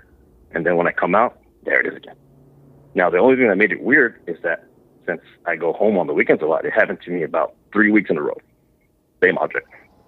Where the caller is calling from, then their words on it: San Antonio, Texas, United States; I'm calling from San Antonio, Texas.